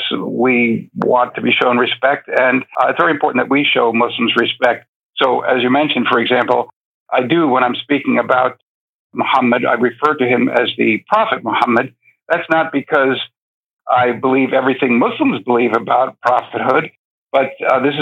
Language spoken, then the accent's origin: English; New York City, New York, United States; moved away as an adult; also born or lived in Mauritania / North Africa / Middle East; I was born and raised in New York City, but I spent the majority of my adult life in North Africa and the Middle East.